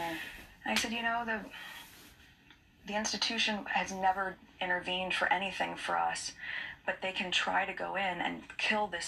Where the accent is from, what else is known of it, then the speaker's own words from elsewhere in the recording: United States; moved away; my being American